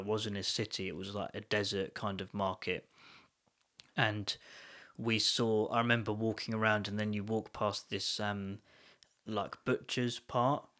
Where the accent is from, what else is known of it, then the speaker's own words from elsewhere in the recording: London, United Kingdom; moved away; I was born in, near London